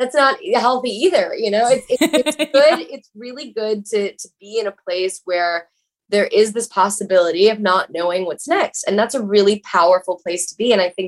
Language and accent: English; Atlanta, Georgia, United States; now in Los Angeles, United States; when I grew up in Atlanta, Georgia